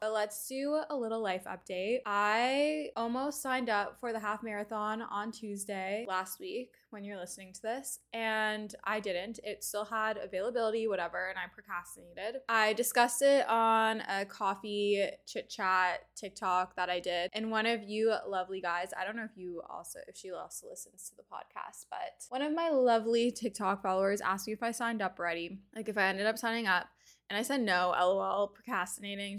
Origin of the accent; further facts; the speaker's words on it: Canada; being a Canadian